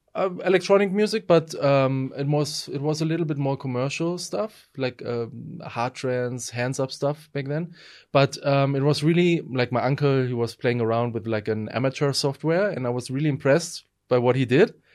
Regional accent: Essen, North Rhine-Westphalia, Germany; moved away as an adult; also born or lived in Berlin, Germany; now in Sofia, Bulgaria; I won uh, an award in my hometown Essen

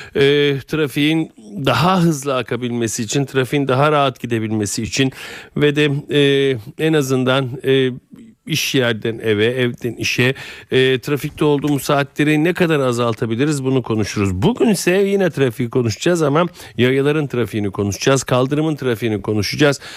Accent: Istanbul, Turkey; Ben Fatih'te büyüdüm

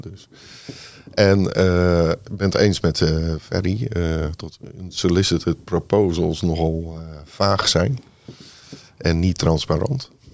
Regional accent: Rotterdam, South Holland, Netherlands; ik ben opgegroeid in, uh, in Lommerijen. 27 jaar gewoond

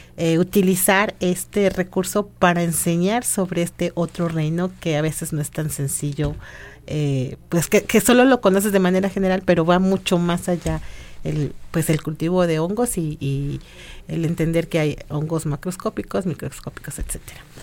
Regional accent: Mexico; nosotros como mexicanos

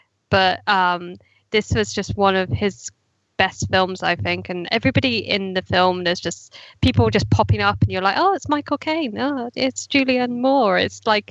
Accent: United Kingdom; being a Brit myself

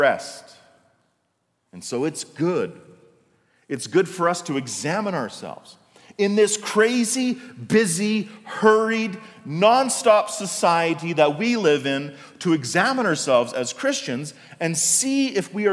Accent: Canada; when I was a kid in the 80s, right, not so long ago, in my hometown, there was no shopping on Sundays. The only stores open on Sundays were corner stores or gas stations. In fact, in Canada, up until the 80s, there was what was called the Lord's Day Act.

